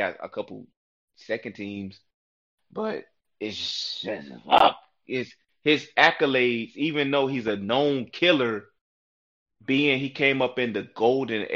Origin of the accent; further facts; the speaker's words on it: Newport News, Virginia, United States; Not only am I a Virginia boy, but I'm from Newport News